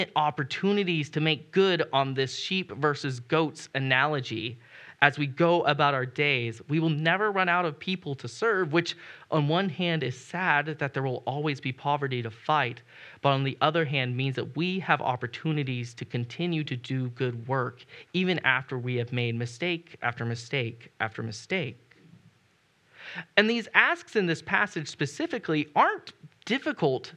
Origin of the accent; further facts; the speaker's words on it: United States; as an American